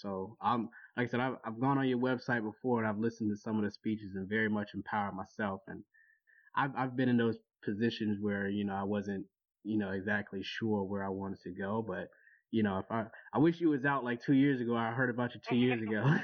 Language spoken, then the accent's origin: English; Jacksonville, Florida, United States; moved away as an adult; also born or lived in Washington, D.C.; now in Baltimore, United States; I grew up in Jacksonville